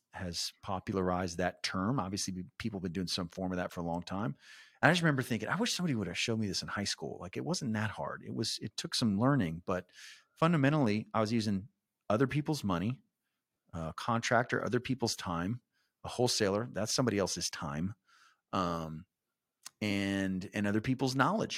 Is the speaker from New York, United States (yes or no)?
no; San Antonio, Texas, United States; I was born and raised in San Antonio.